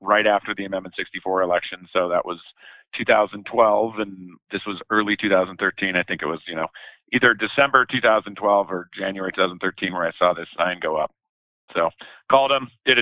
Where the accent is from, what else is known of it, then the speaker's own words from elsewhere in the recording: Denver, Colorado, United States; also born or lived in San Diego, California; I grew up in Southeast Denver, right around I-25 in Hamden in the Sophomore Park neighborhood